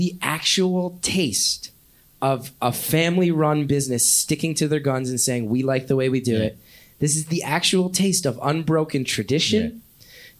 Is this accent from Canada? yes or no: no; New York, United States; Growing up in the New York area, big New York Knicks fan.